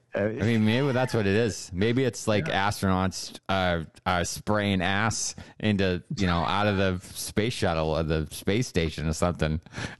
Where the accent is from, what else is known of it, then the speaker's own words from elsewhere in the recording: Boston, Massachusetts, United States; As a Red Sox fan and as a Bostonian, this pisses me off.